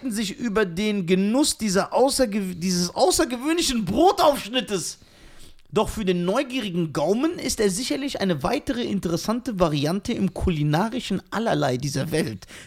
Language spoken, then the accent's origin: German; Iran; Ja, ich bin doch Iraner.